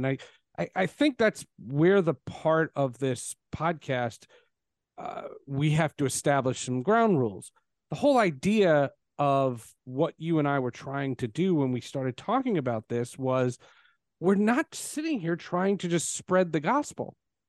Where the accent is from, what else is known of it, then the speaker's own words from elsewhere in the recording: New Jersey, United States; My senior year in high school, I grew up in New Jersey. I went to Marlboro High School, famous for Dan Klecko and Jim Nantz.